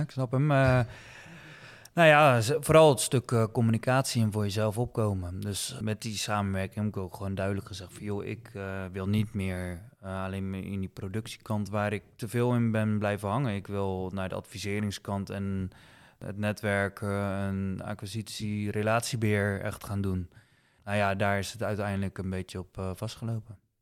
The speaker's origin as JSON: {"language": "Dutch", "town": "'s-Gravenzande", "region": "South Holland", "country": "Netherlands", "tie": "born or raised there", "also_born_or_lived": "Rotterdam / Dordrecht", "said": "geboren en getogen in Schravenzande."}